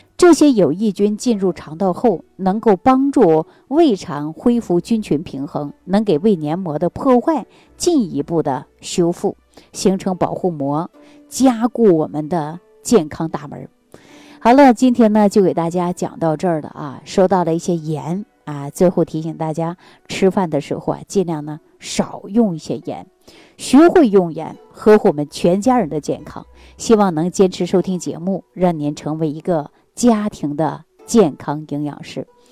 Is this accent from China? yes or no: yes; Northeast China, China; 我是北方人，啊，是地地道道的东北人